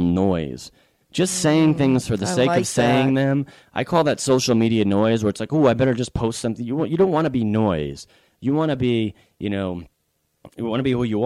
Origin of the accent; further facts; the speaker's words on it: Connecticut, United States; also born or lived in Boston; now in Florida, United States; I live in Florida and I grew up in Connecticut